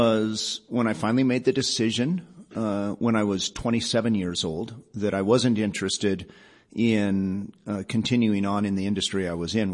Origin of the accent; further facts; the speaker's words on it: Boulder, Colorado, United States; also born or lived in Iowa City, Iowa / Denver, Colorado; I grew up in first Denver over at Lowry, and then Dad opened a dental practice in 1966 in Boulder. And I spent the rest of my youth growing up in Boulder